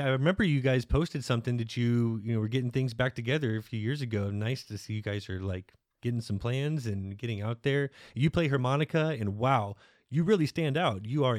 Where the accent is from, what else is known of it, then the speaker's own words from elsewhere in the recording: Plano, Texas, United States; We grew up in Plano.